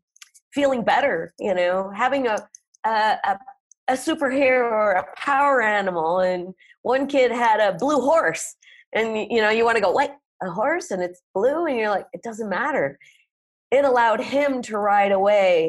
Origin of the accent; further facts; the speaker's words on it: North Dakota, United States; now in Oaxaca, Mexico; I grew up in North Dakota